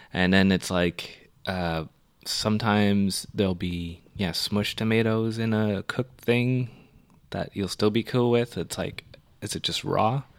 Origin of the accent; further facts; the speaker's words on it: Canada; I'm from Canada.